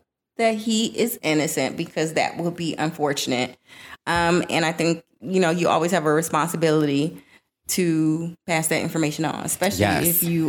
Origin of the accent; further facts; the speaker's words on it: Florida, United States; I am from Florida.